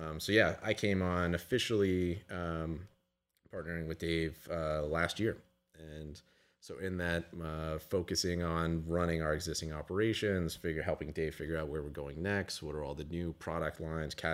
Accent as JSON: {"language": "English", "town": "Houston", "region": "Texas", "country": "United States", "tie": "born or raised there", "said": "we grew up in Houston. Houston."}